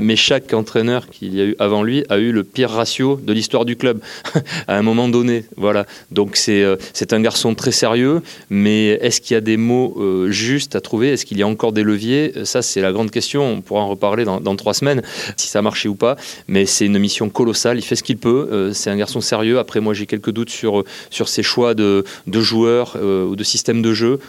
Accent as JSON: {"language": "French", "town": "Bordeaux", "region": "Nouvelle-Aquitaine", "country": "France", "tie": "born or raised there", "said": "je suis né à Bordeaux"}